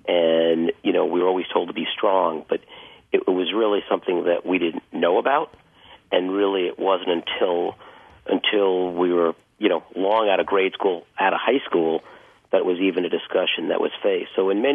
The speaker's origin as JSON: {"language": "English", "country": "United States", "tie": "born or raised there", "said": "Growing up in the United States"}